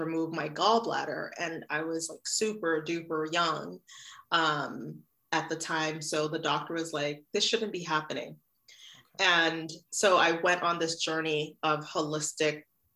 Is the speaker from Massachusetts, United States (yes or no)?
no; New York City, New York, United States; also born or lived in Haiti; I grew up in Brooklyn, New York